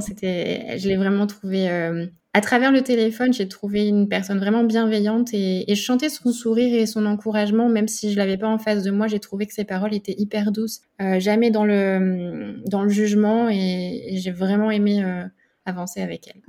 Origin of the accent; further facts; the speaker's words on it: Burgundy, Bourgogne-Franche-Comté, France; moved away as an adult; now in Nice, France; je suis originaire de la Bourgogne et je vis sur Nice depuis deux ans